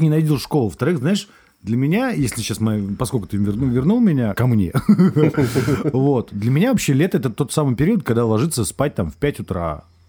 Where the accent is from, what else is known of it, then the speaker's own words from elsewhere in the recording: Saint Petersburg, Russia; я вырос в Петербурге, ну, в Ленинграде, Петербурге